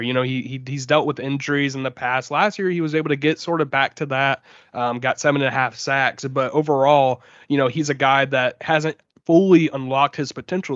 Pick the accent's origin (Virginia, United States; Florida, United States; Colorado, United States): Florida, United States; Jacksonville; I was from here, you know, I'm from Jacksonville